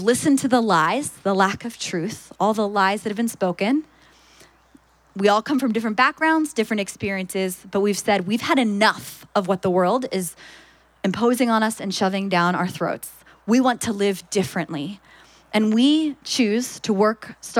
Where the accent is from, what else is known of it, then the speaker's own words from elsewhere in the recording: Philadelphia, Pennsylvania, United States; I'm from Philadelphia